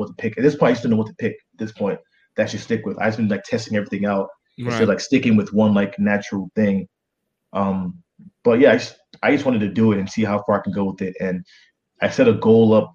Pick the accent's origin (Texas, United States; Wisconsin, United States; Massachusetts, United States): Massachusetts, United States; Boston; also born or lived in Nigeria; I used to say I'm from Boston.